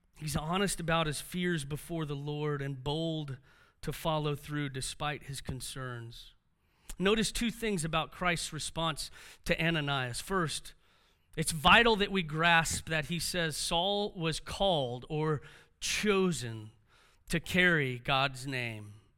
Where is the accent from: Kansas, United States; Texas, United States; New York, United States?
Texas, United States; Houston; being raised by a single mom made things difficult for us growing up in Houston